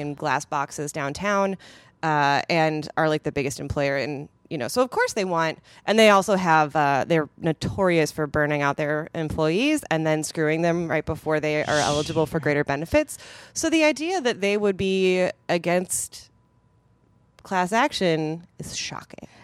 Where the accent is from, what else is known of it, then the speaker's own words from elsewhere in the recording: Madison, Wisconsin, United States; Epic Systems is a s, is a company from my hometown